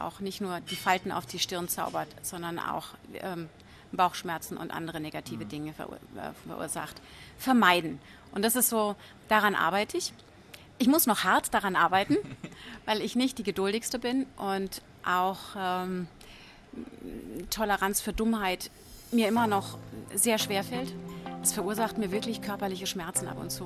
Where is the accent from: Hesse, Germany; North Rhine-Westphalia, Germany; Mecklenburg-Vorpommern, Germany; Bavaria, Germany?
Bavaria, Germany; Franconia; ich komme aus Franken